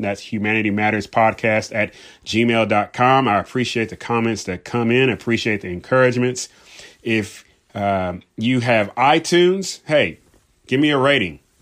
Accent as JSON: {"language": "English", "region": "Southern California", "country": "United States", "tie": "born or raised there", "said": "I grew up in Southern California."}